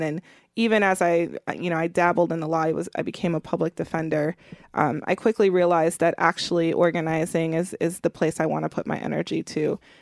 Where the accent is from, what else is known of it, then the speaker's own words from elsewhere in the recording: Milwaukee, Wisconsin, United States; I grew up in Milwaukee, Wisconsin